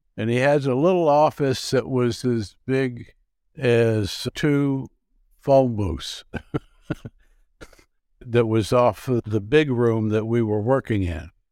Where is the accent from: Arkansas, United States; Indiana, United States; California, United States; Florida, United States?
Arkansas, United States; Marianna; also born or lived in Memphis, Tennessee / New York / Munich; now in Minneapolis, United States; I was raised in Mariana, Arkansas